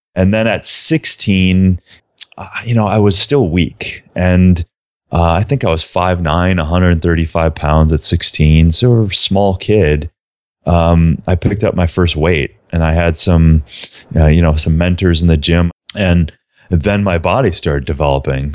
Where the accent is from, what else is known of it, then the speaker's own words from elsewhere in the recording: southern Minnesota, United States; I was a small town kid from southern Minnesota